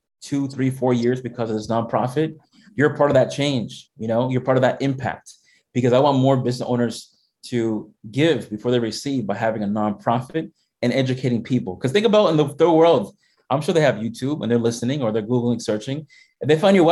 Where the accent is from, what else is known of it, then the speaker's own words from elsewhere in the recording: Massachusetts, United States; I was born here in Massachusetts. My family came from the Dominican Republic